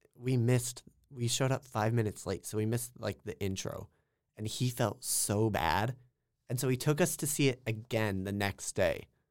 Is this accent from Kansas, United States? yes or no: yes; small town Kansas, United States; I'm from small town Kansas, talking like hundred people in my hometown small